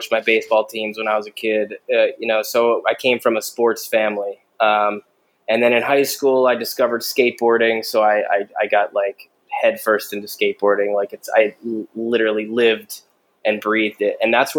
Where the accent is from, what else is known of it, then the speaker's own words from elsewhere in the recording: New Jersey, United States; We're both from New Jersey